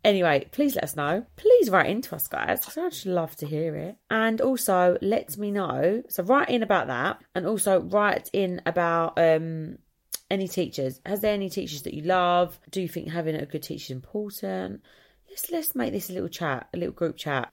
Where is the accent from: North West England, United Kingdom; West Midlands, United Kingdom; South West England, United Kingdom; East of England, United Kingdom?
East of England, United Kingdom; Essex; I come from Essex